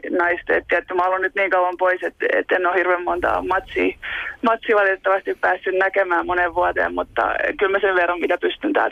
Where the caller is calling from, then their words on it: Germany; Täällä ollaan Saksasta käsin.